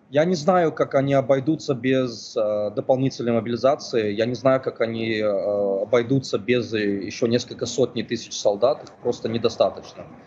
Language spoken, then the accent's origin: Russian; Odesa, Odesa Oblast, Ukraine; моему, моему родному городу Одессе